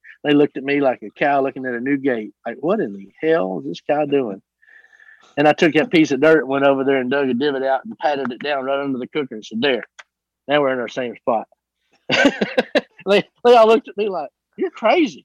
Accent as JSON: {"language": "English", "region": "Southeast Oklahoma", "country": "United States", "moved": "yes", "said": "I'm from Southeast Oklahoma"}